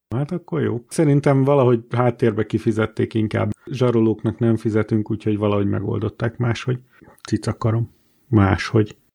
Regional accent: Borsod-Abaúj-Zemplén, Hungary; Hárman borsodból származunk

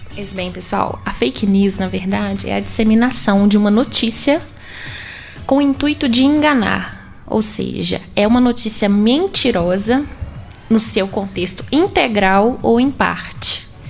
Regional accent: Itabirito, Minas Gerais, Brazil; eu sou natural de Itabirito, e estudei na escola, estudei no Tiburcio por oito anos

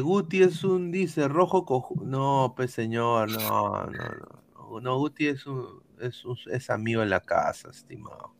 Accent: Peru

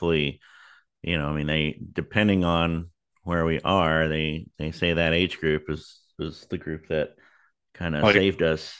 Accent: Texas, United States; we're obviously we're both from Texas

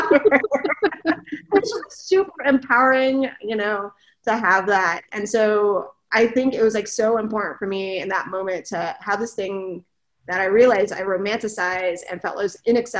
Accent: California, United States; moved away; I am originally from California

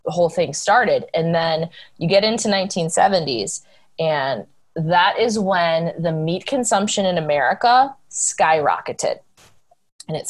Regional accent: Wisconsin, United States; also born or lived in Texas; I was raised in Wisconsin

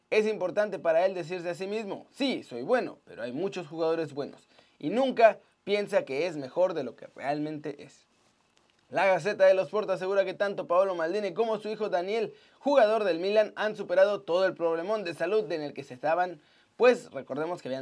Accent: Mexico; La verdad es que toda mi vida viví en México. Mi corazón está ahí, mi familia vive allá, me siento mexicano

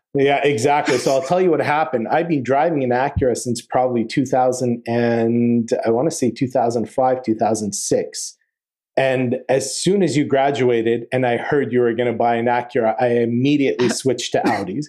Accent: Calgary, Alberta, Canada; moved away as an adult; also born or lived in Ann Arbor, Michigan; now in Montreal, Canada; I'm originally from Calgary, Alberta, and live out here now. I've been here for the past eight years.

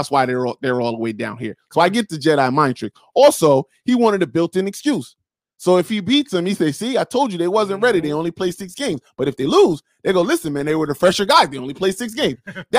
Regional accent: the South, United States; COVID, we're from the South, and we don't respect COVID like that, so we going to play.

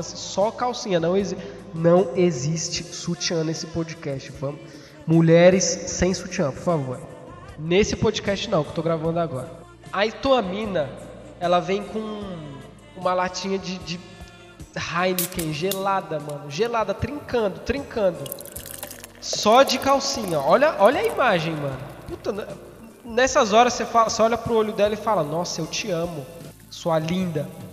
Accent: São Paulo, Brazil; eu sou de São Paulo

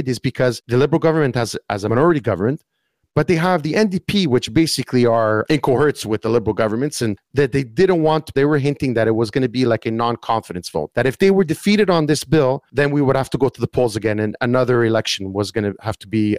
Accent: Canada; me as a Canadian

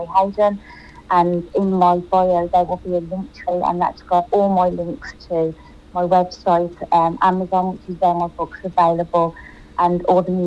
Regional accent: Birmingham, West Midlands, United Kingdom; accent: English; I'm from Birmingham in the UK, hence the English accent

